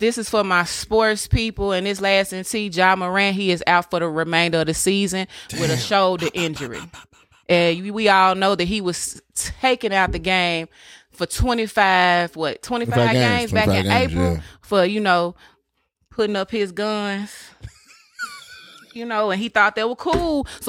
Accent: Memphis, Tennessee, United States; I'm from Memphis. You know, born and bred and all that.

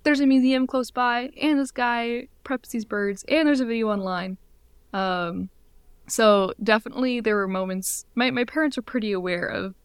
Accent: Midwest, United States; I grew up in the Midwest

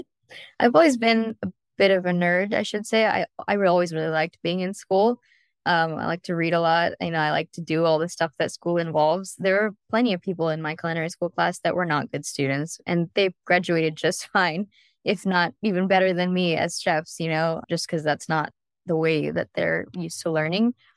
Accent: San Diego, California, United States; now in Orange County, United States; I'm from San Diego, so I grew up on plenty of Mexican food.

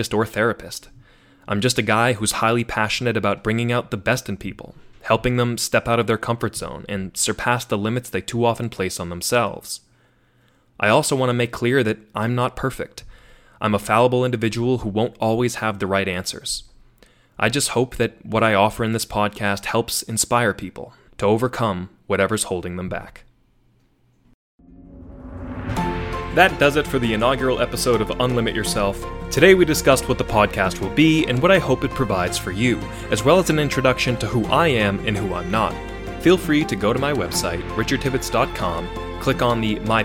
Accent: Tewksbury, Massachusetts, United States; moved away as an adult; also born or lived in Syracuse, New York; now in Washington, D.C., United States; I grew up in Massachusetts, and although I moved around a few times, I spent most of my early years in the town of Tewksbury, Massachusetts

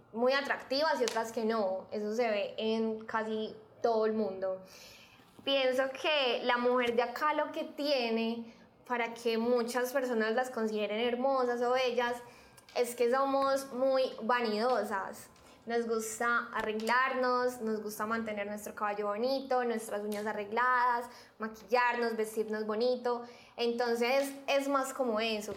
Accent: Medellín, Antioquia, Colombia; efectivamente nací en Medellín, he vivido toda mi vida acá, en esta maravillosa ciudad

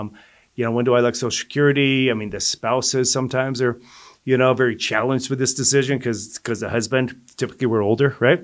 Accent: Colorado, United States; also born or lived in Denver / Greeley / Lafayette / Longmont; I'm a native of Colorado, so, uh, my dad worked for a public service company back when I was growing up as a kid. So we moved from Denver to Greeley

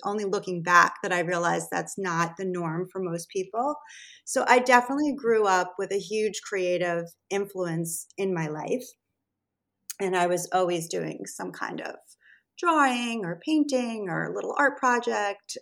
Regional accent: Rockland County, New York, United States; I grew up pretty much in this area on the other side of the Hudson River in Rockland County. So I've always sort of been in the tri state New York area my entire life.

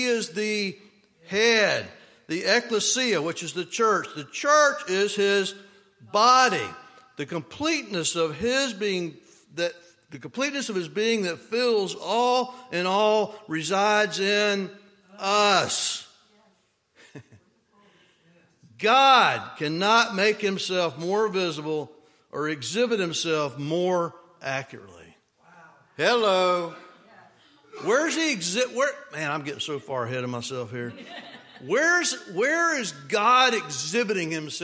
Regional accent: United States; I'm an American

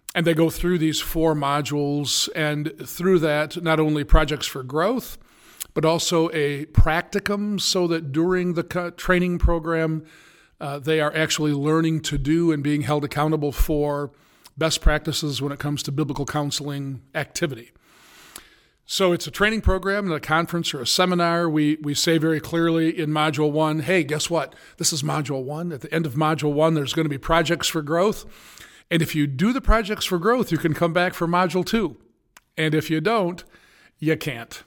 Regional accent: United States; also born or lived in Indiana; I'm an American

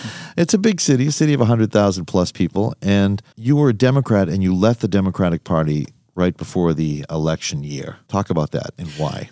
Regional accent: Quincy, Massachusetts, United States; We're from the Boston area, but from Quincy

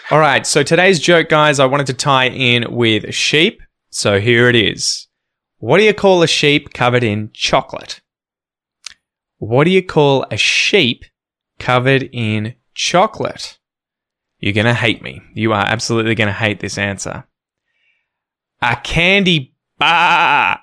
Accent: Australia

